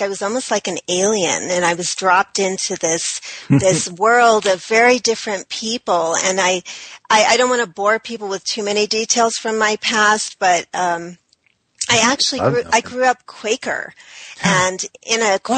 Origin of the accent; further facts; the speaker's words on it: New England, United States; I was raised in New England